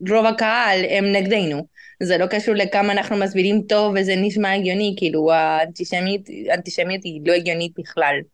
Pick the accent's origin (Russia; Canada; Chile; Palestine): Chile; now in Israel; שומעים, אני מצ'ילה, גדלתי שם, עליתי לארץ לפני עשר שנים